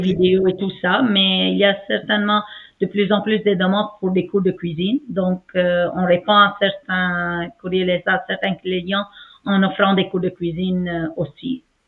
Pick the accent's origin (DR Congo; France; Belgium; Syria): Syria; Aleppo, Aleppo Governorate; moved away as an adult; now in Montreal, Canada; mon pays natal, ma ville natale, Alep